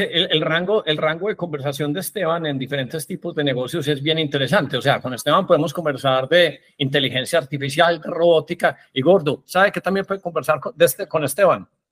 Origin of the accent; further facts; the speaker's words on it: Colombia; siendo colombiano